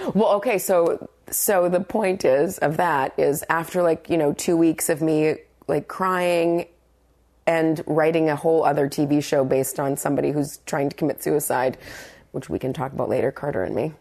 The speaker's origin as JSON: {"language": "English", "town": "Brandon", "region": "Manitoba", "country": "Canada", "tie": "born or raised there", "moved": "yes", "said": "living in my hometown of Brandon, Manitoba"}